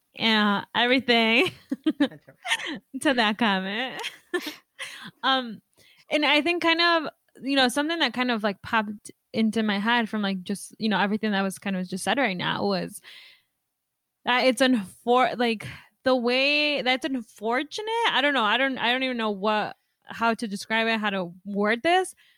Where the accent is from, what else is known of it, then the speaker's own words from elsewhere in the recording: Mexico; now in United States; I was born in Mexico